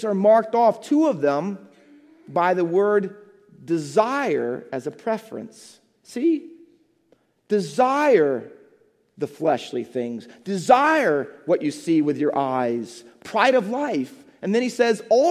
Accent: Midwest, United States; moved away as an adult; also born or lived in England; now in New Jersey, United States; I was from the Midwest

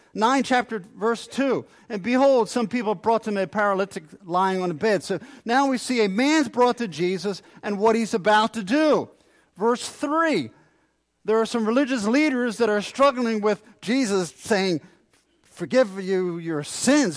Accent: New Jersey, United States; as a teenager growing up in South Jersey

